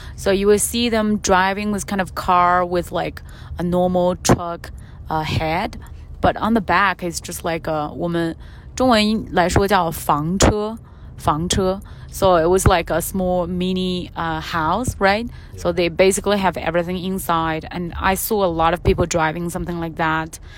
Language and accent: English; southern China, China; moved away; I grew up in the southern part of China, so my hometown was very